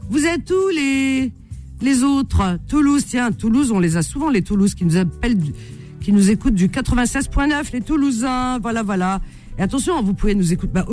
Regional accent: Tunisia; je suis tunisienne

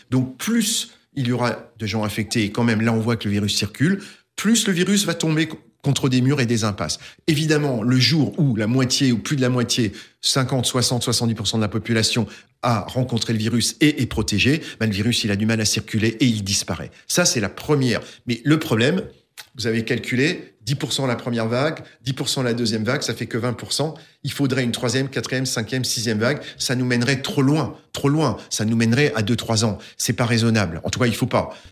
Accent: Alsace, Grand Est, France; je suis alsacien avant tout, mais mais pas seulement

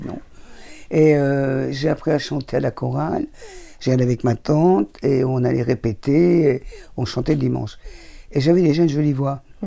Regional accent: Thonon-les-Bains, Auvergne-Rhône-Alpes, France; now in Paris, France; je suis né à Tonon et que j'habite Vongy

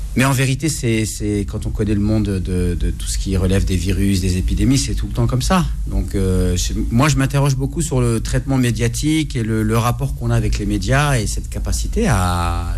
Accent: Morocco; chez nous au Maroc

